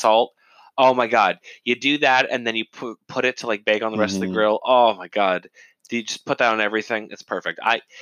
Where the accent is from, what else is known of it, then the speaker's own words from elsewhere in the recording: Northeast, United States; I'm from the Northeast